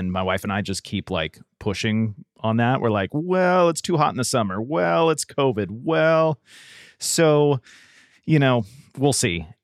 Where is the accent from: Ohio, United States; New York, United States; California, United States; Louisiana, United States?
California, United States; San Diego; now in Tennessee, United States; growing up in Southern California, I went to Disneyland growing up